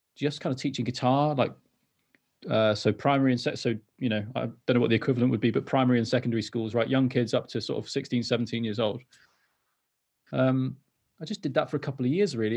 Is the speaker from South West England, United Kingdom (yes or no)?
no; Wales, United Kingdom; also born or lived in London; I'm from Wales originally, and I moved back to North Wales.